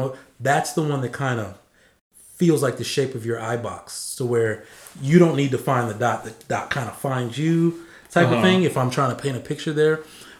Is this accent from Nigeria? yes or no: yes; Nigeria; I just said that I'm Nigerian.